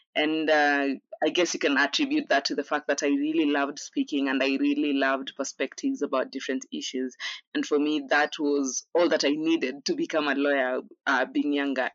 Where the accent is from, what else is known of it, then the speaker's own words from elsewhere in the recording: Kenya; also born or lived in Mombasa / Nairobi / Taita; I was born in a city called Mombasa in Kenya, raised in partly Nairobi, Mombasa, and in bits and par- in parts and bits uh, in my hometown, which is Taita.